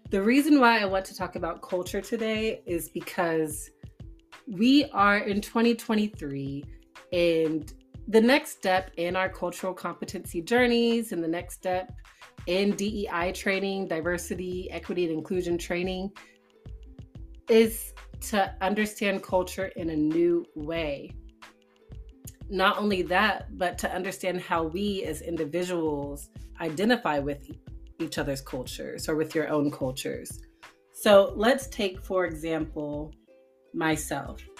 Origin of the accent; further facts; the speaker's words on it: Tulsa, Oklahoma, United States; born there; also born or lived in Washington D.C. / Houston, United States; So, my background, I was born in Tulsa, Oklahoma, so I have some Midwestern influence. I moved to Washington, D.C., so I have that Northeast big city influence. Then I moved to Houston, Texas, where I have that down south big city influence.